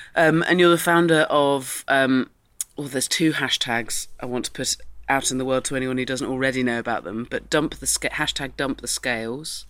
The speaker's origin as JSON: {"language": "English", "area": "Dorset", "region": "South West England", "country": "United Kingdom", "said": "I'm from Dorset"}